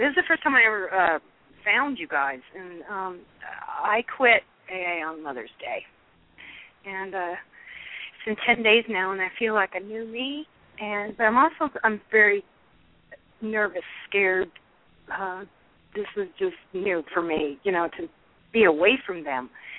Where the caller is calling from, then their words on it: California, United States; Hi, I'm calling from California.